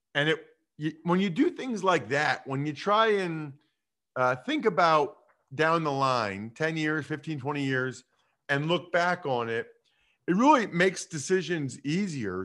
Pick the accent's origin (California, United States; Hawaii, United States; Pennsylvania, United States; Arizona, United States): Pennsylvania, United States; Reading; now in Harrisburg, United States; I'm originally from Reading, which is kind of a narrow west of Philly